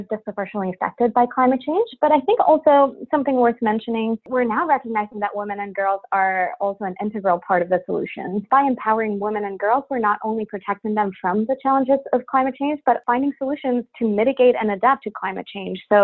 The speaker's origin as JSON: {"language": "English", "country": "Mexico", "tie": "born or raised there", "also_born_or_lived": "Cancun, Mexico / Waterloo, Canada", "moved": "as an adult", "lives_now": "Ottawa, Canada", "said": "I was born and raised in Mexico and spent some of my pivotal teen years in Cancun"}